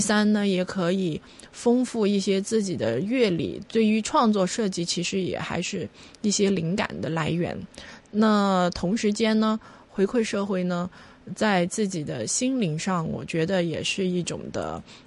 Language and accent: Chinese; Hong Kong; also born or lived in Mainland China; 我也是从内地很小的时候移民来的